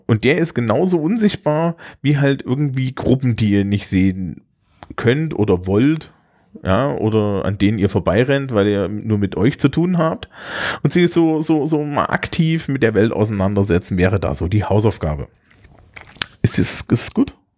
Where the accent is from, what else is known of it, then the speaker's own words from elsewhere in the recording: Thuringia, Germany; insbesondere für mich als Thüringer